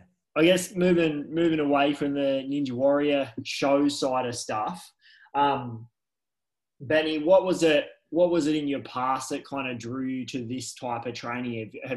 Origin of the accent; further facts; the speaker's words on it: New South Wales, Australia; moved away as an adult; now in Queensland, Australia; obviously I'm from New South Wales